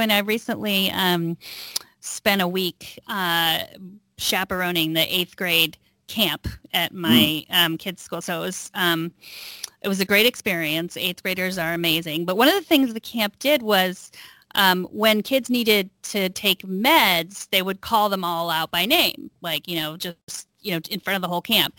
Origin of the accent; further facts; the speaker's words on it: Texas, United States; now in Northern California, United States; I grew up in Texas